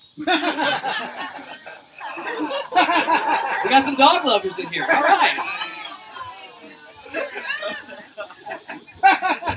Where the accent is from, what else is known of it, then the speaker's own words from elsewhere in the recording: Oklahoma, United States; I am from Oklahoma. I am an Okie